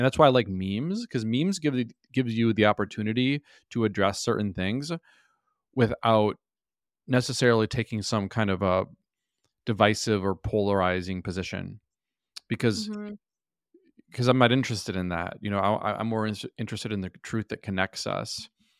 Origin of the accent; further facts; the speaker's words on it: Minnesota, United States; I was raised, I grew up in Minnesota where, like, you know, everyone's Christian, you know, so that was kind of my foundation.